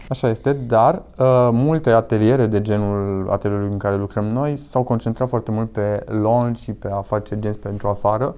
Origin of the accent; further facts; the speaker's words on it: Victoria, Brașov County, Romania; Lângă Brașov, lângă Victoria, practic, de unde sunt eu